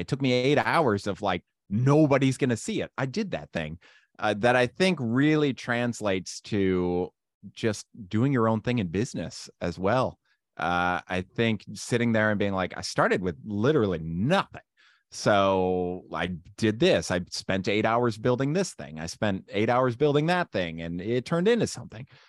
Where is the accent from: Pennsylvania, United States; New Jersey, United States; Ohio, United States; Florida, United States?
Ohio, United States; Randolph; I was born and raised in Randolph, Ohio